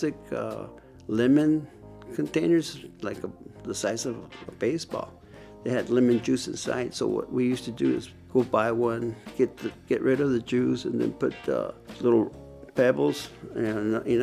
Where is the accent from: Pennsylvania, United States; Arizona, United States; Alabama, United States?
Arizona, United States; Nogales; also born or lived in Arcata, California; I grew up in Nogales since the age of 10 months old